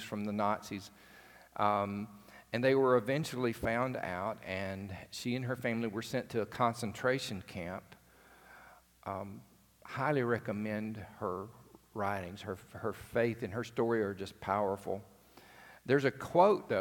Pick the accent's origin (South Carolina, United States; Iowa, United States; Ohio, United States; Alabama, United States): Alabama, United States; rural; I grew up in the country in another part of the state